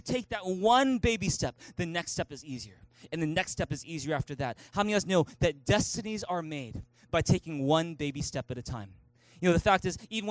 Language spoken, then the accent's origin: English; Vancouver, British Columbia, Canada; moved away as an adult; also born or lived in Taiwan; I was born and raised here in Vancouver, never spoke a lick of Mandarin.